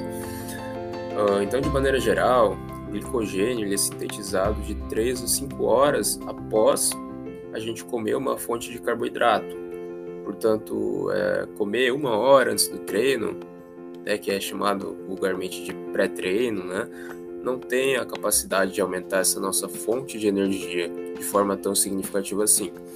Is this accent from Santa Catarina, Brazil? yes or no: yes; Joinville, Santa Catarina, Brazil; eu sou de Joinville, Santa Catarina